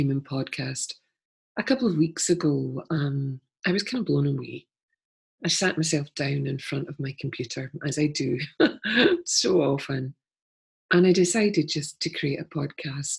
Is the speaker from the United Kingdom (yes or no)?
yes; Scotland, United Kingdom; Being a Scottish person